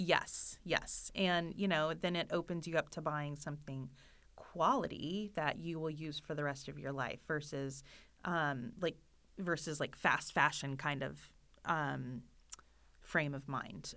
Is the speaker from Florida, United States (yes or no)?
yes; Florida, United States; moved away; I am from Florida and we don't have basements